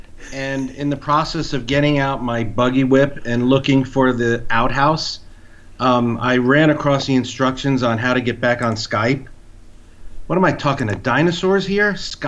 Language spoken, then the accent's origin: English; East Coast, United States; moved away; I grew up on the East Coast